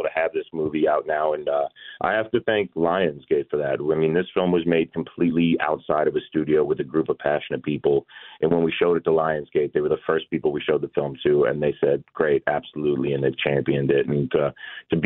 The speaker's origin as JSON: {"language": "English", "region": "Georgia", "country": "United States", "tie": "born or raised there", "said": "I grew up in Georgia"}